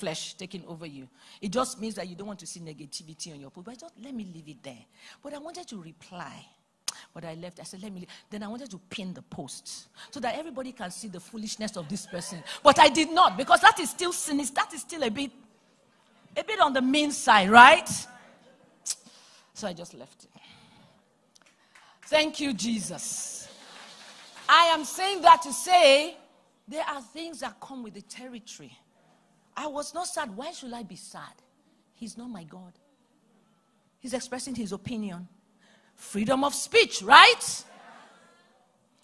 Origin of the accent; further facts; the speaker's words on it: Nigeria; now in Atlanta, United States; I come from Nigeria